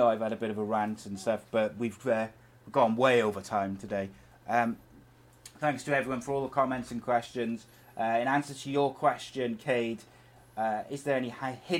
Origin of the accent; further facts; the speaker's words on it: Wales, United Kingdom; I'm Welsh